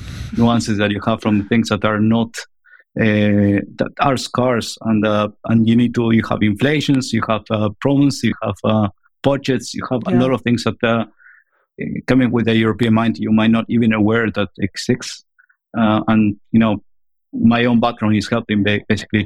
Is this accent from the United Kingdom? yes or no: no; Argentina; moved away; I'm originally from Argentina.